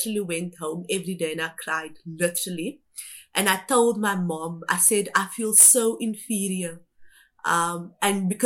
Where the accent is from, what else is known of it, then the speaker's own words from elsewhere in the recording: Cape Town, Western Cape, South Africa; also born or lived in Kimberley, Northern Cape; I had grown up on the Cape Flats